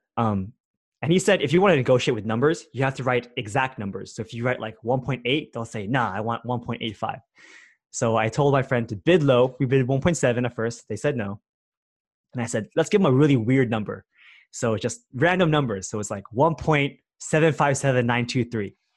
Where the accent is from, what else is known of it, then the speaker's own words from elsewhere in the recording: Bay Area, California, United States; I grew up here in the Bay Area